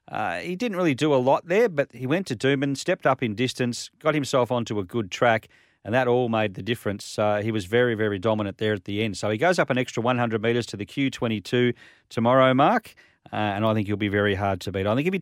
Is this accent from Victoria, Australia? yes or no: yes; Victoria, Australia; But I was from Victoria, so it was still hot.